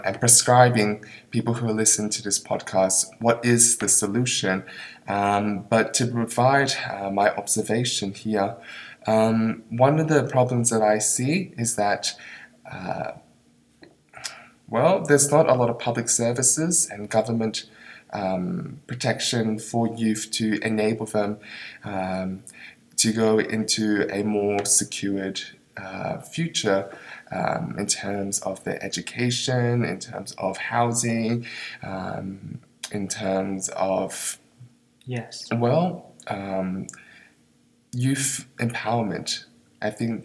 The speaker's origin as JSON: {"language": "English", "country": "Australia", "also_born_or_lived": "Jakarta, Indonesia", "moved": "as an adult", "lives_now": "Ulaanbaatar, Mongolia", "said": "I'm from Australia"}